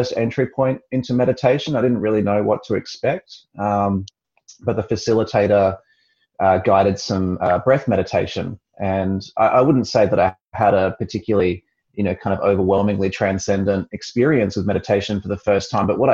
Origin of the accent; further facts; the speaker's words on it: Perth, Western Australia, Australia; also born or lived in Sydney; practicing in Perth, which is my hometown